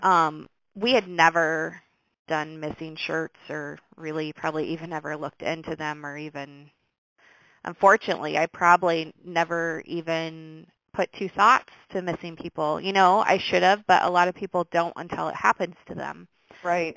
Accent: Brooklyn, Iowa, United States; born or raised there

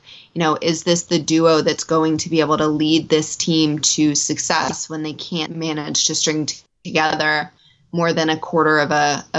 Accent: D.C., Virginia, United States; Home for me is Northern Virginia, so I'm actually one of the rare people in my market, born and raised just outside of D.C., and now I live a little bit further out in Northern Virginia, out in the country.

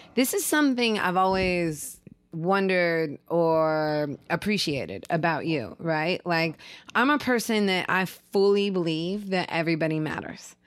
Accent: Seattle, Washington, United States; as a kid growing up in Seattle

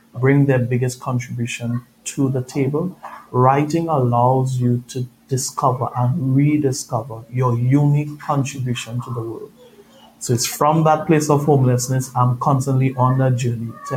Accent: Trinidad & Tobago; moved away; If you hear my accent, I'm originally from Trinidad, Caribbean boy.

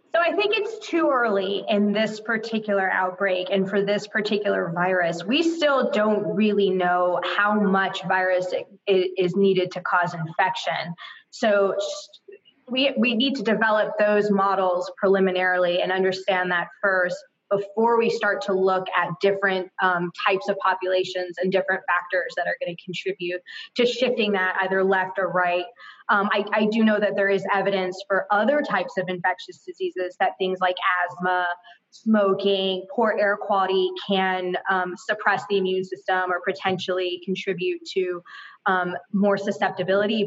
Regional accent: Florida, United States; I'm from Florida

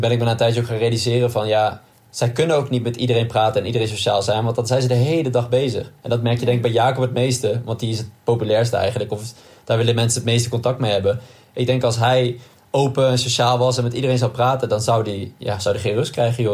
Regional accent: Nijmegen, Gelderland, Netherlands; Als Nijmegenaar

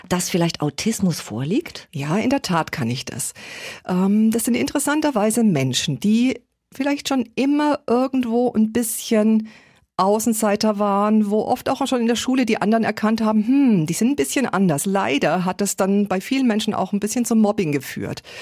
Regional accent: Erlangen, Bavaria, Germany; Ich komme aus Erlangen, eine Stadt wie Erlangen, circa 100.000 Einwohner.

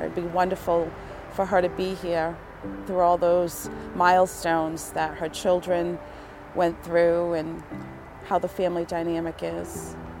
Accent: West Warwick, Rhode Island, United States; I'm from West Warwick

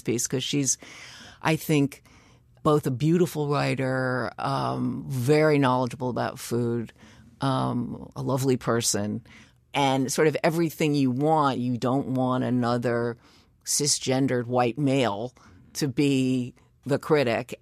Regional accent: New York City, New York, United States; I grew up in Greenwich Village

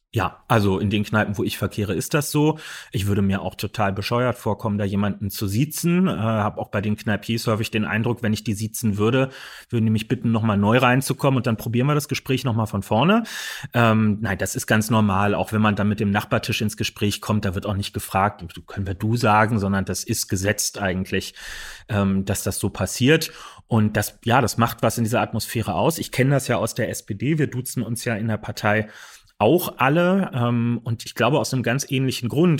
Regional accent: Berlin, Germany; Wir sind alles gebürtige Berliner. Wir sind damit groß geworden

